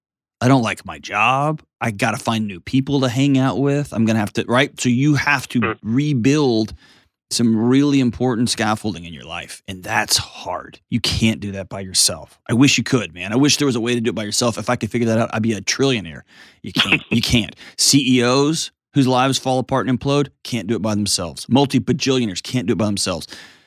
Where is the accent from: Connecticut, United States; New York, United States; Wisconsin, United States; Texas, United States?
Texas, United States; San Antonio; because I'm freaking … from San Antonio, dude.